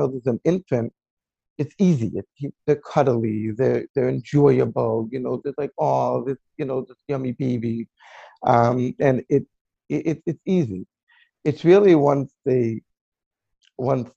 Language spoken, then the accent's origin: English; Lakewood, New Jersey, United States; I actually grew up in Lakewood, New Jersey, and I basically been living here all my life